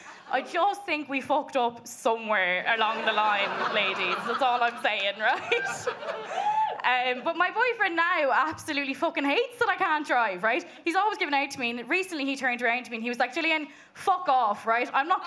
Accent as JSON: {"language": "English", "region": "Munster", "country": "Ireland", "accent": "Kerry", "said": "But usually when I tell people I'm from Kerry, they're like, you don't have a Kerry accent."}